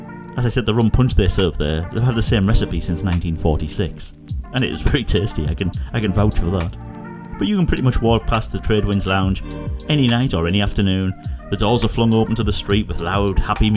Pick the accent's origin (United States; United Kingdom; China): United Kingdom; I'm British